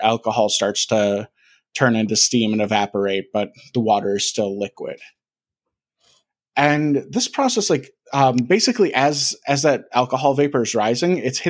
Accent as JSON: {"language": "English", "town": "Milwaukee", "region": "Wisconsin", "country": "United States", "tie": "born or raised there", "said": "I grew up in Milwaukee."}